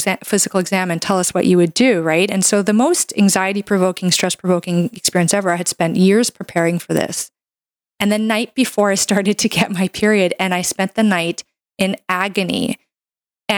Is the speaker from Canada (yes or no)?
yes; Canada; I'm a Canadian medical doctor